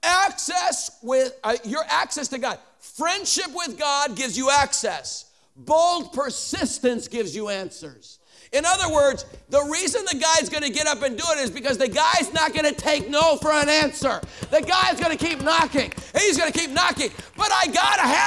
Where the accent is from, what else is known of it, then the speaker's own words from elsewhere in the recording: Chicago, Illinois, United States; now in Denver, United States; I live in Denver. I'm a Bears fan because I'm from Chicago originally